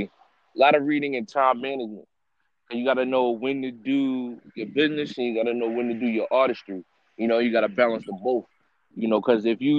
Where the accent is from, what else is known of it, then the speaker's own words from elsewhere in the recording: Bellport, New York, United States; also born or lived in Riverhead, New York; I'm an artist from, I grew up in Bellport. I reside in Riverhead now.